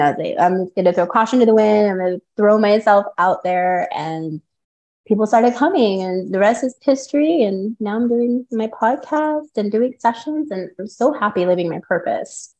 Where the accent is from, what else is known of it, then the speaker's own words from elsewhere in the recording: Carbondale, Illinois, United States; also born or lived in Mount Vernon, Illinois; now in Las Vegas, United States; I'm actually from Illinois. I'm from Southern Illinois. I lived in Mount Vernon. I lived in Carbondale and spent a lot of time there during my childhood.